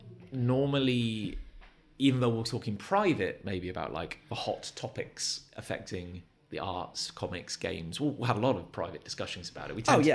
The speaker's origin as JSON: {"language": "English", "town": "Gloucester", "region": "South West England", "country": "United Kingdom", "tie": "born or raised there", "moved": "yes", "said": "I grew up in Gloucester."}